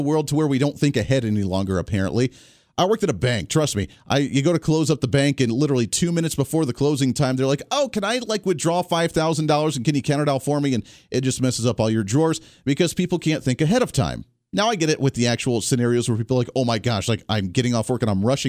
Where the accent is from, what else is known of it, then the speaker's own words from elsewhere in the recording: Colorado, United States; moved away; I come from Colorado